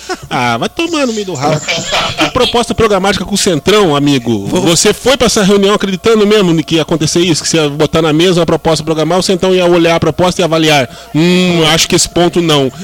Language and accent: Portuguese; Southeast Brazil, Brazil; Todos nós somos originários do Sudeste